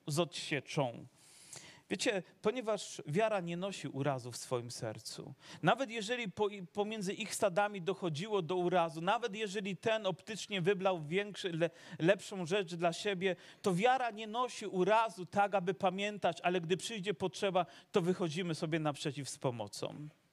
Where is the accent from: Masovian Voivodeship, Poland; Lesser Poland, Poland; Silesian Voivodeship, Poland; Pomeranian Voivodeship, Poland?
Silesian Voivodeship, Poland; Dąbrowa Górnicza; also born or lived in Zagórze (Sosnowiec); urodziłem się w Dąbrowie urodziłem się w Dąbrowie